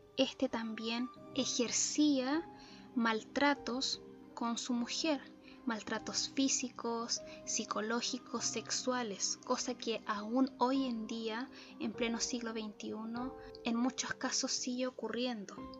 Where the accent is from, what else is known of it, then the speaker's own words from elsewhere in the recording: Chile; en mi país natal, Chile